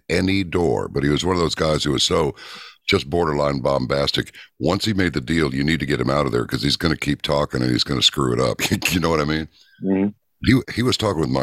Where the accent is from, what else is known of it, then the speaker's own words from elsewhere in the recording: Texas, United States; moved away; I was from Texas